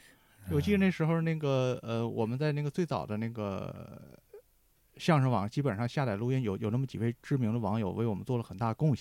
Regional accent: Heilongjiang, China; 尤其我是黑龙江人

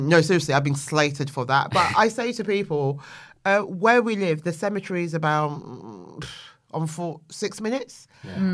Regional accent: London, United Kingdom; Yeah, I am. And hello to my Bermondsey boys.

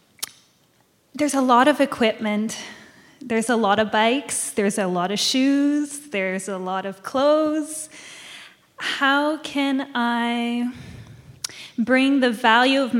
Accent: Montreal, Quebec, Canada; I'm from Montreal, actually

